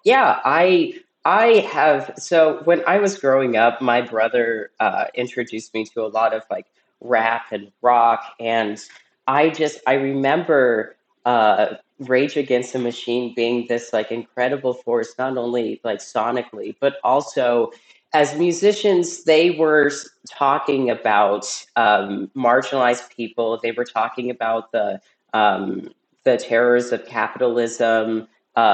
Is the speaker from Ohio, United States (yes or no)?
yes; Cincinnati, Ohio, United States; And actually, like, you know, I'm from Cincinnati, you know, people just think, oh, that is like what California is like.